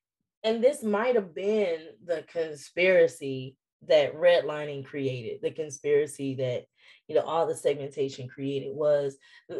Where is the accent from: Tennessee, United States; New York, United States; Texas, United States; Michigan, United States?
Michigan, United States; Detroit; moved away; my hometown, Detroit